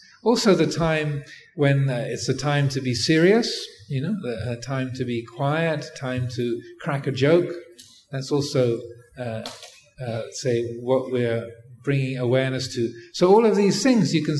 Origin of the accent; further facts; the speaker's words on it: England, United Kingdom; I grew up in England